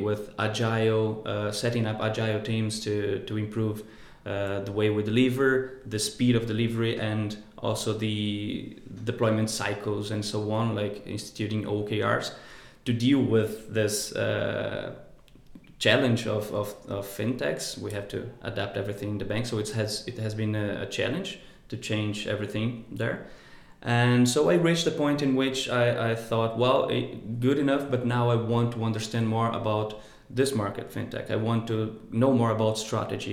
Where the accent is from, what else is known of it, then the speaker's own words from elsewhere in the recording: Brazil; moved away as an adult; I come from Brazil, from the countryside